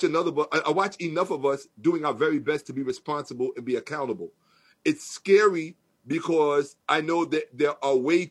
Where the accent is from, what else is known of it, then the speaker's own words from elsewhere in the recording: New York City, New York, United States; I'm from New York, born and raised